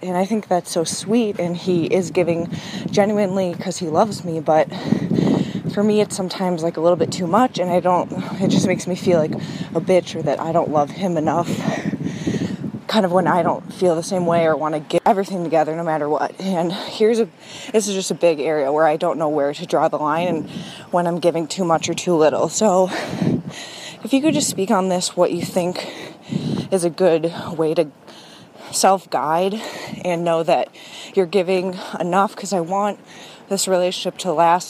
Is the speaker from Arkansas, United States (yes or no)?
no; Minneapolis, Minnesota, United States; I'm twenty-five, and I'm from Minneapolis. I live in Minneapolis